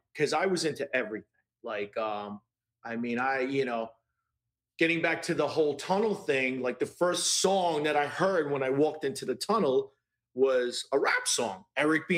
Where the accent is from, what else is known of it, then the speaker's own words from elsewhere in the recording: New York City, New York, United States; I grew up in Brooklyn